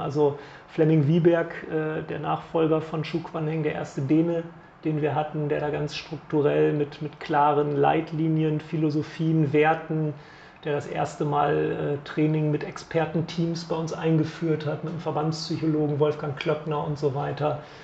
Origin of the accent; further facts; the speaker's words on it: Bremen, Germany; als Bremer